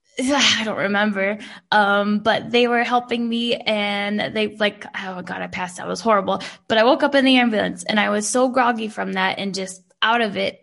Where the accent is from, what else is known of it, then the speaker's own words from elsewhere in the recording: United States; moved away as an adult; now in Munich, Germany; I'm not like other Americans. I'm a cool American